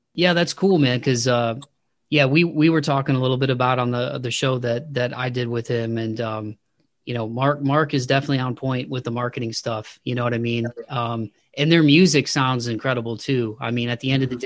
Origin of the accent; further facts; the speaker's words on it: Midwest, United States; now in Nashville area, United States; I'm outside of the Nashville area and I'm originally from the Midwest